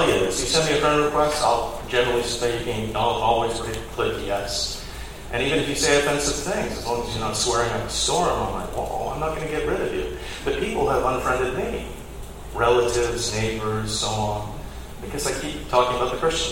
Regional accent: United Kingdom; now in Fayetteville, United States; as a Brit

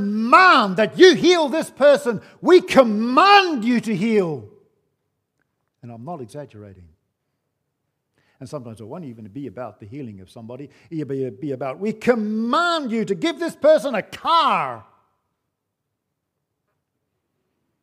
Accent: New Zealand; moved away; growing up in New Zealand

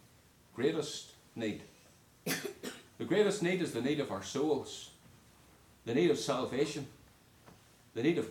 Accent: Northern Ireland, United Kingdom; moved away; When I was growing up in Northern Ireland

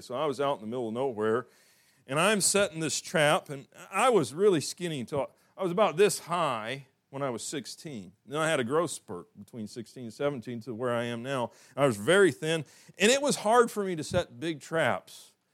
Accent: the South, United States; I'm from the South

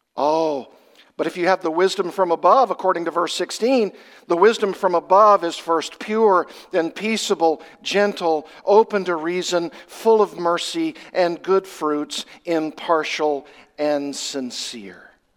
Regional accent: Arkansas, United States; I come from Arkansas, that's my home state. And I did a lot of fishing when I was growing up.

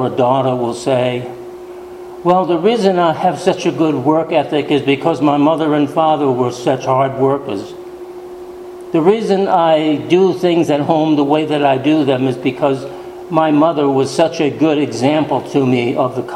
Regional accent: New England, United States; Growing up in New England, many times the women attended church

